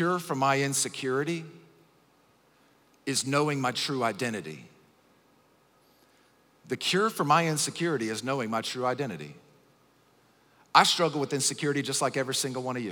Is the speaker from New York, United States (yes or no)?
no; Acworth, Georgia, United States; I'm from Acworth in Kennesaw, Georgia, which is really, really close to Atlanta